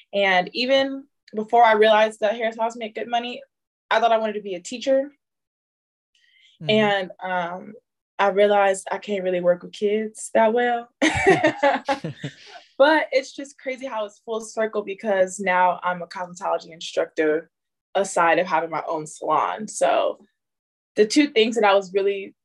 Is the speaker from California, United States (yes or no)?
yes; San Diego, California, United States; also born or lived in Detroit, Michigan; I'm Detroit born, San Diego raised